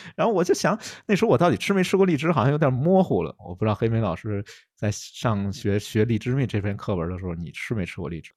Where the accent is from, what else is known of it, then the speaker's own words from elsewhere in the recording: Beijing, China; accent: Beijing dialect; 用咱们北京话说